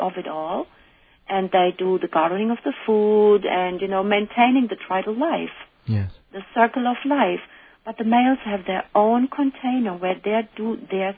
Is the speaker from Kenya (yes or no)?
no; Germany; now in United States; I'm coming from Germany, and Germans are called to be rude or said to be rude